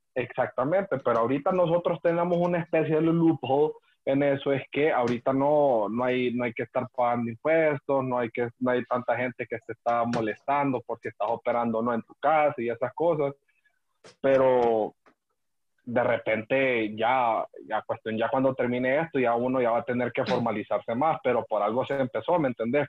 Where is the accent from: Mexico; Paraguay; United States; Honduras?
Honduras; Nosotros como hondureños